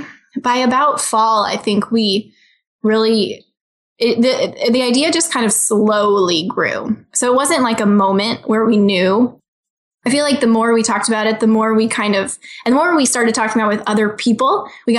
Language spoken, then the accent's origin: English; St. Louis, Missouri, United States; also born or lived in Columbia, Missouri / Kansas City; We grew up in St. Louis, went to college, met at Mizzou in the middle of Missouri, Columbia, Missouri